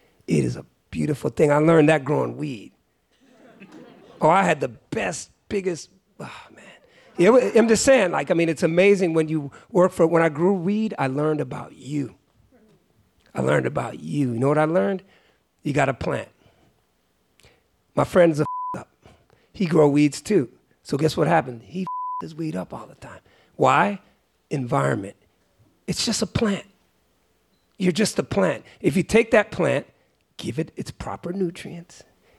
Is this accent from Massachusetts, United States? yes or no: yes; Great Barrington, Massachusetts, United States; I was born in Great Barrington, Massachusetts. It's called the Berkshires. And it was, I used to think it was hell, like being like one of the only black people, but as I grew up, I realized that it's also just a part of me.